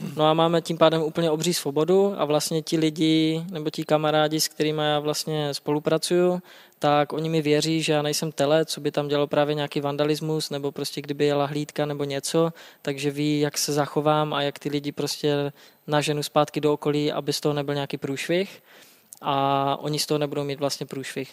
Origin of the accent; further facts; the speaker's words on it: Třinec, Moravian-Silesian Region, Czechia; moved away as an adult; now in Prague, Czechia; já pocházím z Třince a to je kousek jako to je tři kilometry do Polska, tři kilometry na Slovensko